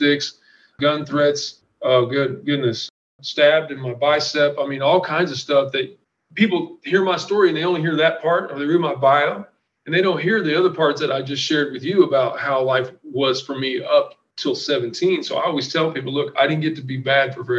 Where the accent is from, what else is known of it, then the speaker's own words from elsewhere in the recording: Franklin, Indiana, United States; also born or lived in Muncie, Indiana; I'm from Franklin, Indiana